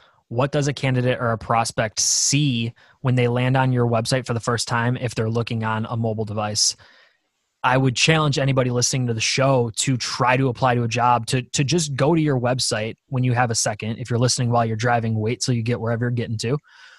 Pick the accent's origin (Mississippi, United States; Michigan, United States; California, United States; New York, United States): New York, United States; Buffalo; we're from Buffalo, New York, so we're going to have super Buffalo-driven imagery on our staffing website because this is where we're from and we're proud about it.